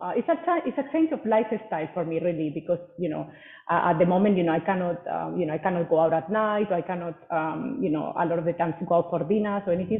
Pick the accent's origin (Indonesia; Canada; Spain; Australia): Spain; moved away as an adult; now in Singapore; I'm originally from Spain, uh, but have lived in Singapore for the last seven years